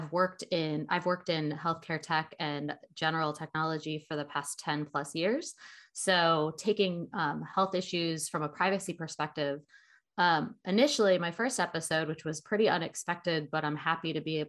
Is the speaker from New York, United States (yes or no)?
yes; Buffalo, New York, United States; also born or lived in Nashville, Tennessee; now in Chicago, United States; I'm originally from Buffalo, New York, but I was most recently living in Nashville, Tennessee, doing my 1L year remote, and have just relocated to Chicago